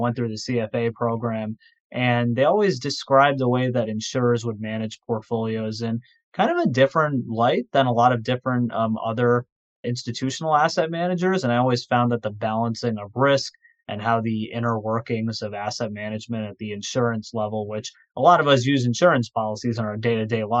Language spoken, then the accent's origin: English; Livingston, New Jersey, United States; also born or lived in New York City area; my hometown, I'm from Livingston, New Jersey. So I currently am in the New York City area, but I've been in the tri-state area my entire life